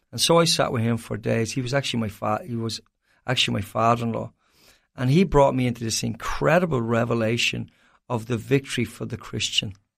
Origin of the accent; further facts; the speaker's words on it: Ireland; as an Irishman